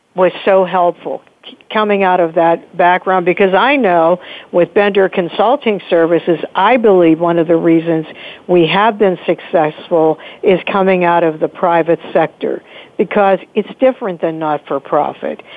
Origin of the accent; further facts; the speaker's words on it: Pittsburgh, Pennsylvania, United States; this is my hometown that I am so proud of.